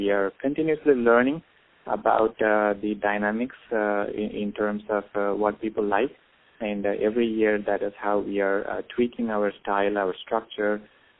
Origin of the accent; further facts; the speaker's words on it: India; moved away as an adult; now in Dallas, United States; Being a person born and brought up in India